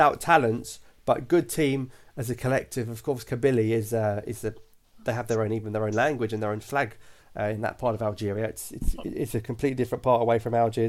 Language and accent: English; United Kingdom; accent: British; I am got a British voice